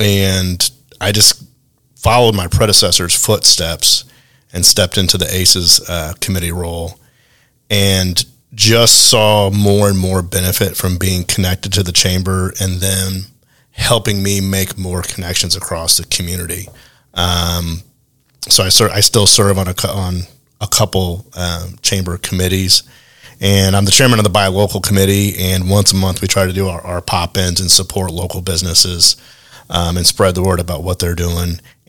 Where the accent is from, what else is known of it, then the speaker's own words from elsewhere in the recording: Alton, Illinois, United States; Originally from the St. Louis area, southern Illinois, a little town called Alton, Illinois.